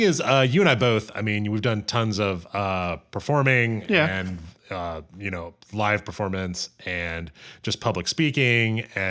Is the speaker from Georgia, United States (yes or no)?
yes; Georgia, United States; I grew up in Georgia, and I drove a truck in high school. So in a very rural part of Georgia.